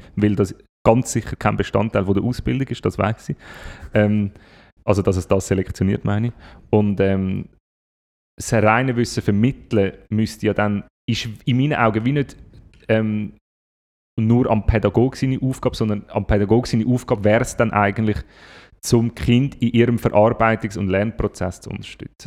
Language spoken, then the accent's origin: German; Switzerland; bei uns in der Schweiz